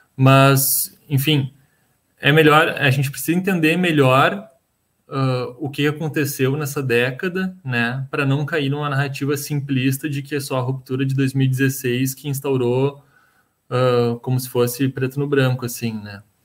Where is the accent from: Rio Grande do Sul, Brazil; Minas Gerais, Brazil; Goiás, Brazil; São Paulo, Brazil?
Rio Grande do Sul, Brazil; eu que sou gaúcho